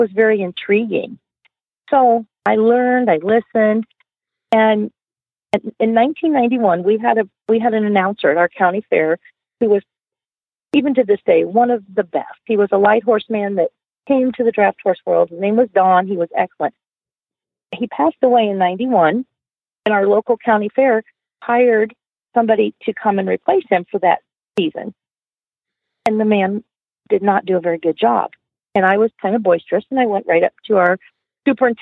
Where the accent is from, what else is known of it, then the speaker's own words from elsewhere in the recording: Watseka, Illinois, United States; I was raised in Watseka, Illinois.